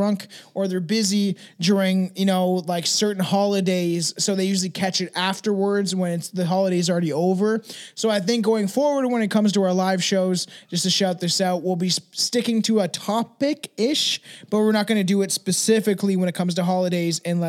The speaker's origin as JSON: {"language": "English", "country": "Canada", "said": "I'm Canadian"}